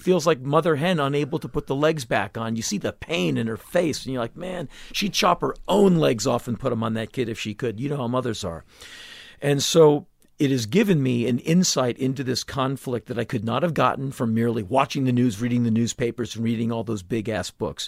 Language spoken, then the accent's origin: English; United States; being an American